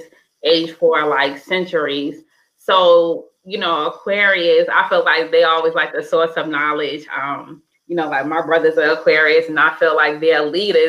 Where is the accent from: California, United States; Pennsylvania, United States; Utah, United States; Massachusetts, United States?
Massachusetts, United States; Boston; now in Alabama, United States; I live in Alabama, as you guys know, but I'm from Boston, Massachusetts